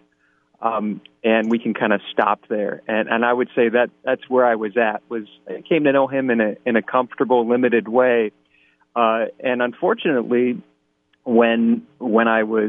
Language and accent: English; East Lansing, Michigan, United States; I'm originally from East Lansing, Michigan